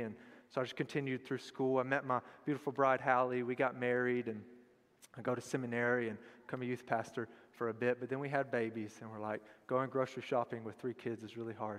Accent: Tullahoma, Tennessee, United States; I was born and raised in Tullahoma

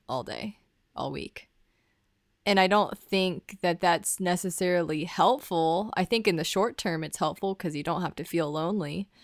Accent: the South, United States; growing up in the South

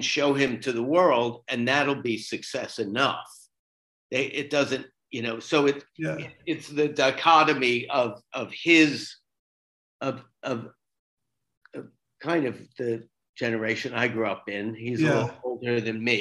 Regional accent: Florida, United States; moved away as an adult; also born or lived in New York City; I grew up in Florida, but I spent most of my adult life in New York City

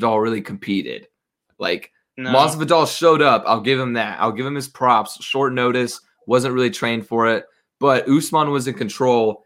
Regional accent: United States; as an American fan who hasn't grown up around it

